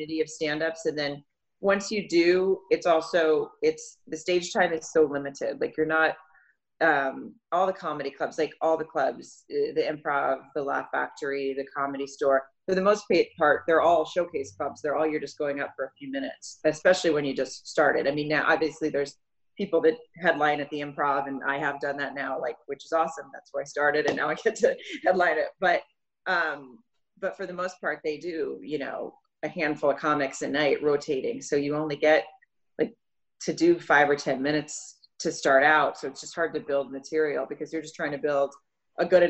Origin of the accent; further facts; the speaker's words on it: Arkansas, United States; now in California, United States; I grew up in Arkansas